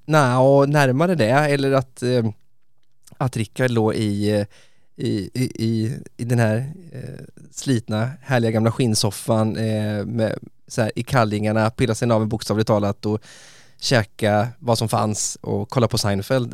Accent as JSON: {"language": "Swedish", "town": "Västervik", "region": "Kalmar County", "country": "Sweden", "said": "Jag bodde med den här underbara snubben i Västervik där jag kommer ifrån, ju på östkusten"}